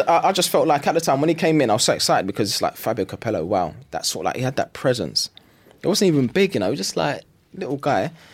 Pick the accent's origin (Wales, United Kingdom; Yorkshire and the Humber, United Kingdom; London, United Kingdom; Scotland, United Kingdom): London, United Kingdom; growing up in East London is, I mean, it's never gonna be easy growing up there